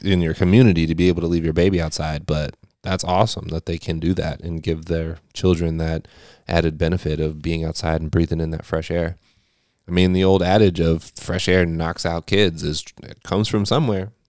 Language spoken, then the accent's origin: English; California, United States; now in Eastern Pennsylvania, United States; I grew up in California. I grew up in a desert climate